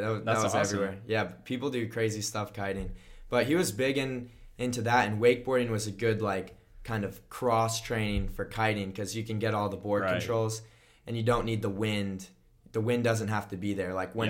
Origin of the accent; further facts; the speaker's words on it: United States; I grew up on Lake Minnehaha, so that was a big pull.